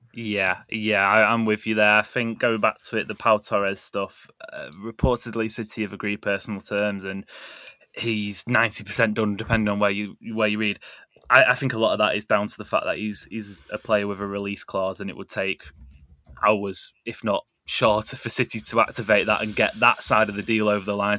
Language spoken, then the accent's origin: English; Greater Manchester, North West England, United Kingdom; as a Mancunian, or, or as a greater Mancunian